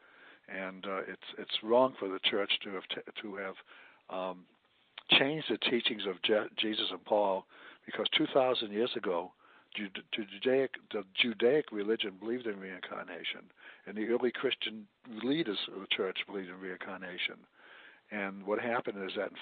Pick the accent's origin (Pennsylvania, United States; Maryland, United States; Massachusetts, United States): Massachusetts, United States; Chelsea; moved away as an adult; also born or lived in Florida; now in Oregon, United States; I was born in outside of Boston, Massachusetts, in a very, very poor city, Chelsea, one of the poorest cities in the country. My mother and father never owned a house